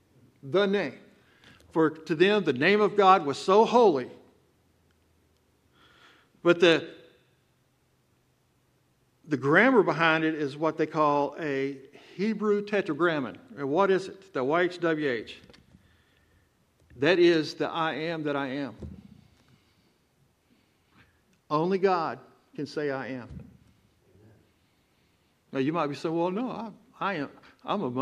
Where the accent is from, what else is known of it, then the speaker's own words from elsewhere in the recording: Texas, United States; accent: Texan; I'm from Texas. I talk like a Texan